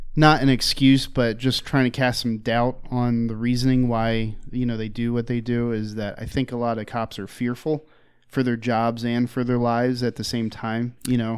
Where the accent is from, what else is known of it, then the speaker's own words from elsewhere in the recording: Philadelphia, Pennsylvania, United States; I grew up in Philly